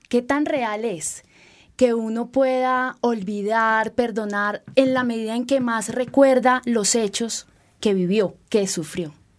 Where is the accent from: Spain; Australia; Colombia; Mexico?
Colombia; como colombianos